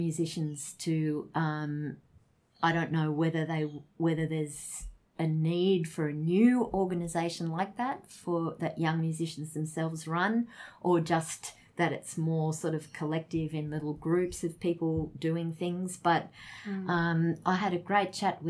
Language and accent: English; Australia; we're Australian